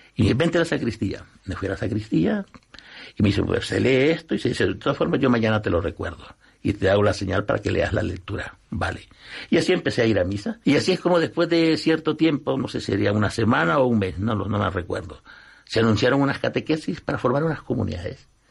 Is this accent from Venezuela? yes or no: no; El Salvador; now in Spain